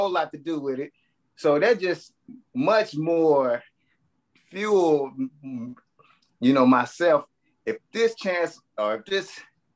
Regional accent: Tulsa, Oklahoma, United States; because that's my hometown. That's where I grew up at.

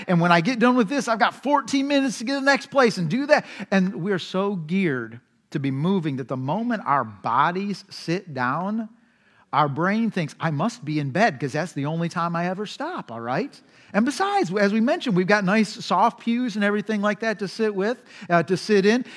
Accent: United States; We as American culture. We're just frantic

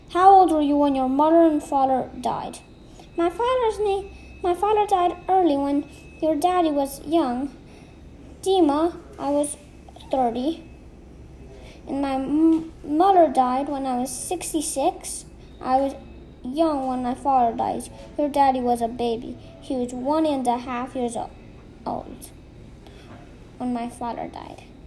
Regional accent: Minsk, Belarus; also born or lived in Saratov Oblast, Russia; I lived in Minsk all my life, but I was born in the Saratovskoy Oblasti

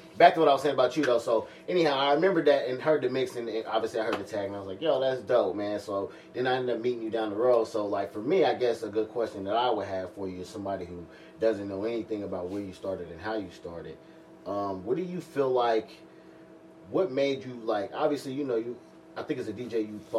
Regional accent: Dayton, Ohio, United States; also born or lived in Tennessee; now in Milwaukee, United States; I'm from Dayton, Ohio

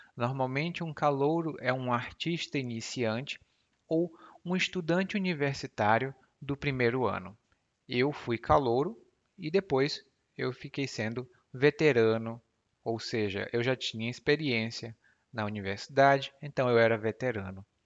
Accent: Ceará, Brazil; accent: Cearense Portuguese dialect; o meu dialeto do português, porque lá no Ceará a gente fala

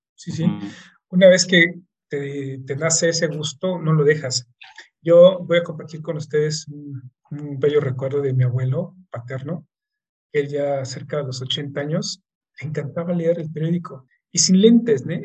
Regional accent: Mexico; como mexicanos

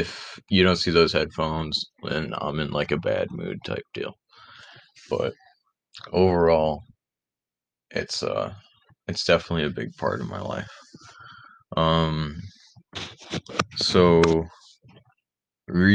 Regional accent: Rochester, New York, United States; also born or lived in Penfield, New York; I was born and raised in the Rochester area. I live in Penfield, New York, which is just about 10 minutes away from Rochester

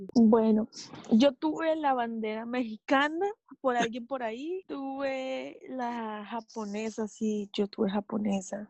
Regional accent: Colombia; moved away as an adult; now in Omaha, United States; soy de Colombia

